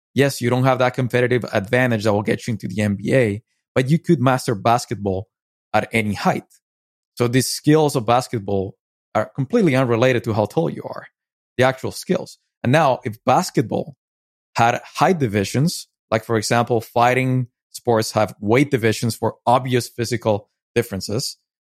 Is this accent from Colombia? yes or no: yes; Medellín, Antioquia, Colombia; moved away; I was born in Medellin, Colombia, and I lived, um, a big chunk of my life there